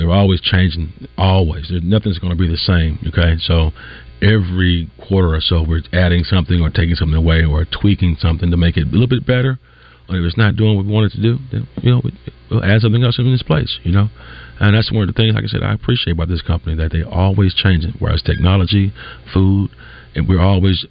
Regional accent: the South, United States; I grew up in the South, baby.

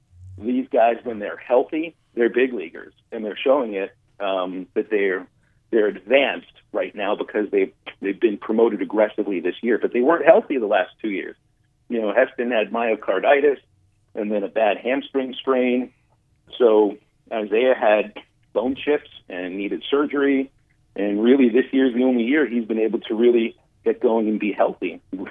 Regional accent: Little Rock, Arkansas, United States; also born or lived in Pittsburgh, Pennsylvania; if I'm in Arkansas, Little Rock is where I belong. I like Northwest Arkansas. The kids are back, and this is my hometown. I love Little Rock.

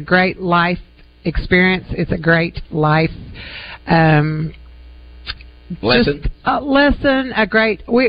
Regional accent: Little Rock, Arkansas, United States; also born or lived in Germany / Mountain Home, Arkansas; I grew up here in Little Rock till the summer.

